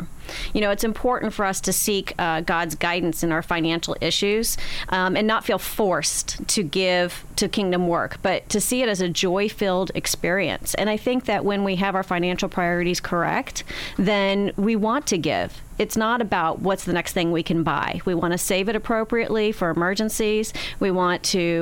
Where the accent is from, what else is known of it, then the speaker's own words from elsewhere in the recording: Beaverton, Oregon, United States; moved away as an adult; now in Florida, United States; I moved from my hometown in Beaverton, Oregon to here in Florida in 1985